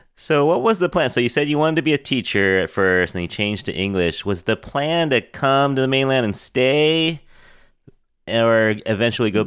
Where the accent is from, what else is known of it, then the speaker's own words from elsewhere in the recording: San Francisco, California, United States; I'm fifth San Franciscan.